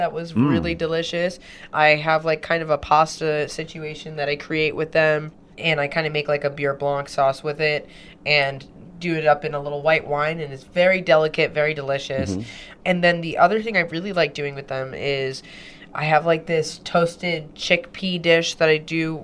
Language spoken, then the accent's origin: English; Jamaica; I'm Jamaican